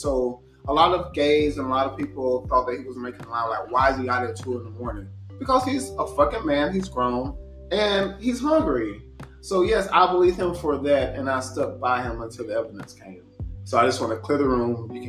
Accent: Alabama, United States; I'm from Alabama.

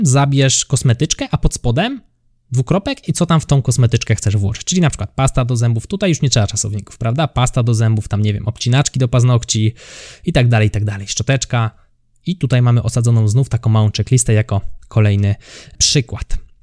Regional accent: near Kraków, Lesser Poland, Poland; ja jestem spod Krakowa

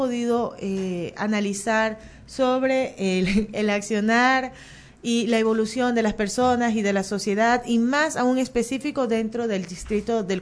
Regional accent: Guayaquil, Guayas, Ecuador; born there; pero nací en Guayaquil y yo no puedo andar sin GPS.

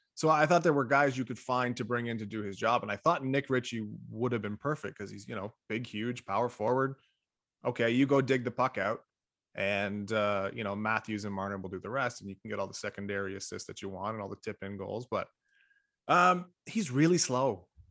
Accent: Toronto, Ontario, Canada; I'm from Scarborough

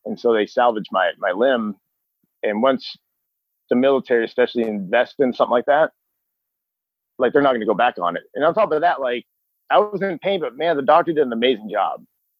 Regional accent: Texas, United States; I'm from Texas.

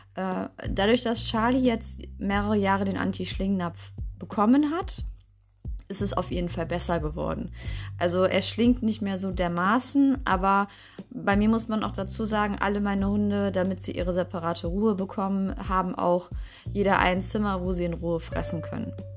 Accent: Düsseldorf, North Rhine-Westphalia, Germany; aus unserer Stadt, also aus Düsseldorf, wo ich herkomme

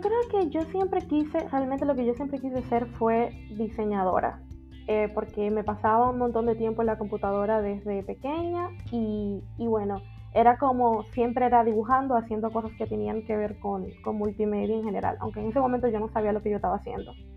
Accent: Dominican Republic; soy dominicana y, vivo en República Dominicana

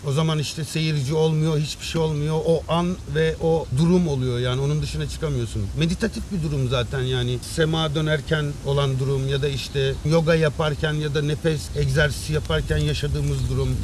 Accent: Istanbul, Turkey; moved away as an adult; now in Antalya, Turkey; İstanbul'da doğdum sonuçta. Yıllar önce geldim Antalya'ya işimle alakalı

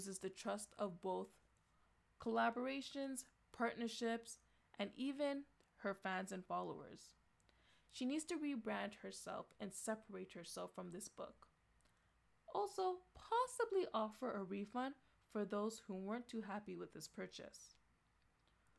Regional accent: Canada; I am from Canada

